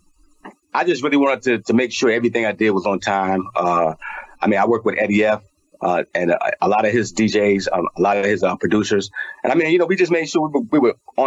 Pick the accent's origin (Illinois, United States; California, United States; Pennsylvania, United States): Illinois, United States; Chicago; growing up in Chicago, my mom and my dad, they separated